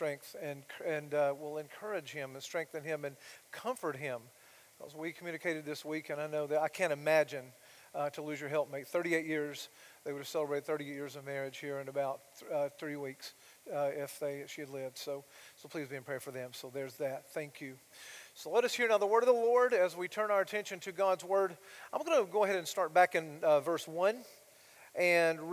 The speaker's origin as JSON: {"language": "English", "town": "Blairsville", "region": "Georgia", "country": "United States", "tie": "born or raised there", "moved": "yes", "said": "my hometown, Blairsville"}